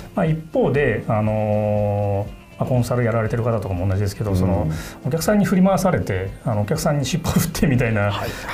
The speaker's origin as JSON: {"language": "Japanese", "town": "Tachikawa", "region": "Tokyo", "country": "Japan", "tie": "born or raised there", "also_born_or_lived": "Kunitachi, Tokyo", "said": "番長く子どもの時期を過ごしたのは立川市なんですけど"}